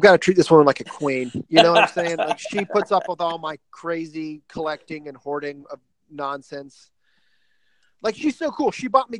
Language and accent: English; Nashville, Tennessee, United States; I grew up in Nashville, Tennessee